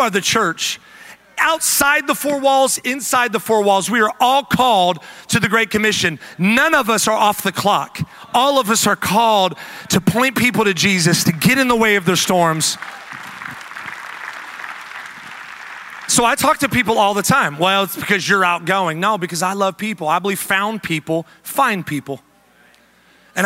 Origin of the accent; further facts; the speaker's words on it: the South, United States; moved away; also born or lived in the Midwest; we come from the South, where Chick-fil-A and Hobby Lobby are kind of the staples